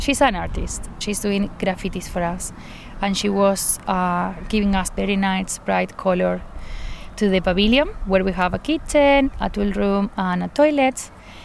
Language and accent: English; Argentina; moved away as an adult; also born or lived in Buenos Aires; now in Scotland, United Kingdom; I'm from Argentina. I've been living in Scotland for 5 years